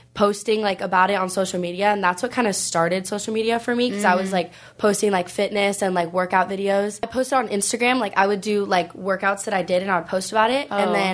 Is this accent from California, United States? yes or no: yes; Huntington Beach, California, United States; also born or lived in Los Angeles; So I moved back, like, to my hometown, which is in Huntington.